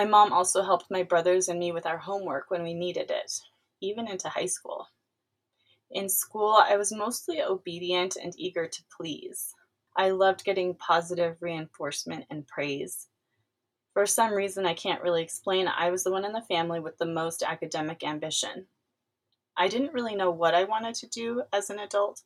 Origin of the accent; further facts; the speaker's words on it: California, United States; also born or lived in East Los Angeles, California; I was born in East Los Angeles, California, but spent most of my years growing up about 100 miles east of there in one of California's growing suburbs